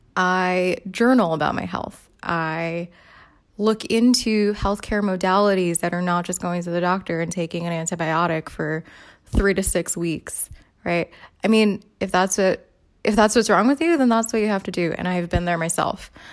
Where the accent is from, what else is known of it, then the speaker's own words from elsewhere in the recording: New York City, New York, United States; when I was a kid growing up in the Bronx